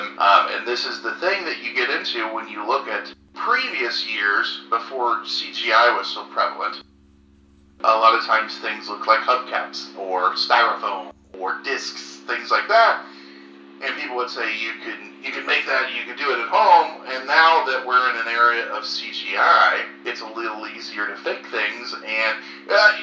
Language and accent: English; Central Illinois, United States; also born or lived in Chicago suburbs; now in Chicago, United States; I'm originally from Central Illinois. Now we both live, John's in the city, and I'm in a suburb about 5 minutes from the city.